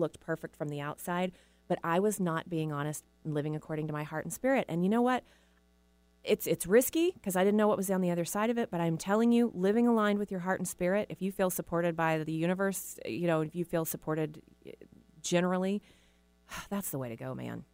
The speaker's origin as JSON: {"language": "English", "region": "the South", "country": "United States", "said": "we're from the South, so people got married, you know, in their early, right after college"}